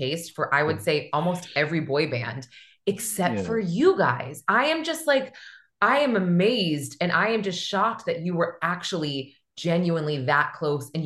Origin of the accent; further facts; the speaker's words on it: Manchester, New Hampshire, United States; I'm from Manchester, New Hampshire, but there was this theater and there was this Hanover Street. I skipped school to go see you guys.